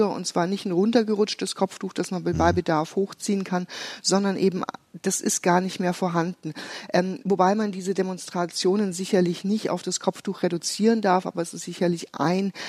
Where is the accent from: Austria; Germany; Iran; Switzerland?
Iran; Also ich habe mir ein zeitliches Fenster gesetzt und sage, bis dahin ist mein Heimatland frei und ähm, wir feiern einen freien Iran.